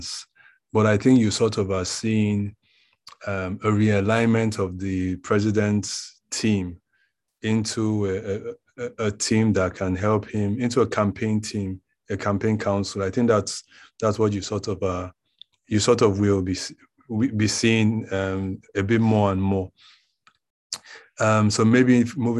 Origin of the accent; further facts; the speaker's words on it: Edo, Nigeria; I'm from Edo State